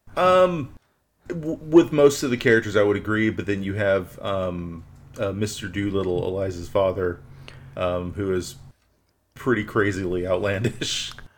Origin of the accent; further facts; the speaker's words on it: Houston, Texas, United States; growing up in Southeast Corner of Houston